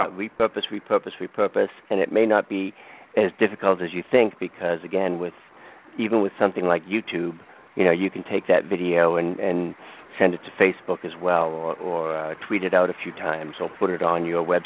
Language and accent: English; Boston, Massachusetts, United States; accent: Boston; my Boston accent